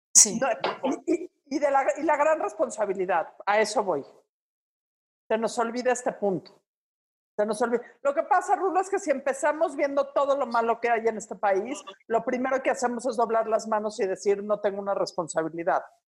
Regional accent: Mexico City, Mexico; somos conquistadores del mal gusto.

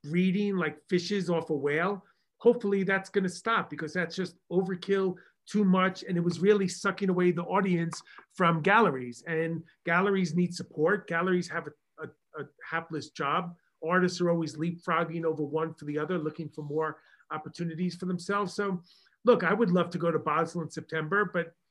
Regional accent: Long Island, New York, United States; accent: Long Island; my Long Island accent

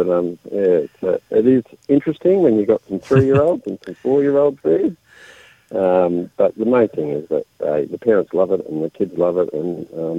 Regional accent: Australia; now in New Zealand; I come from Australia

